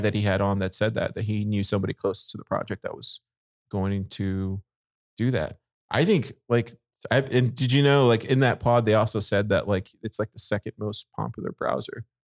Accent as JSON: {"language": "English", "town": "Corpus Christi", "region": "Texas", "country": "United States", "tie": "born or raised there", "said": "I grew up in, in Corpus"}